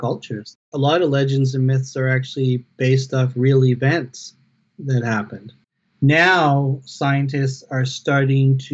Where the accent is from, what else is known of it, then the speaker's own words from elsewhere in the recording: Gingolx, British Columbia, Canada; I come from the Nisga Nation, which is people of the Nass River. And we reside in northern British Columbia on the mainland, and I'm from a community called Kinkoloth